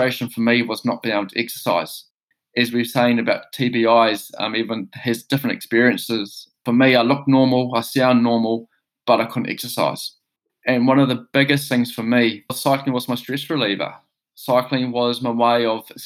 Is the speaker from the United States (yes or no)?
no; New Zealand; moved away as an adult; also born or lived in Quebec City; being a New Zealander